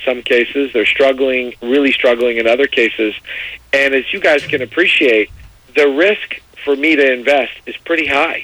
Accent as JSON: {"language": "English", "town": "Miami", "region": "Florida", "country": "United States", "tie": "born or raised there", "said": "down in Miami, which is my hometown where I'm from."}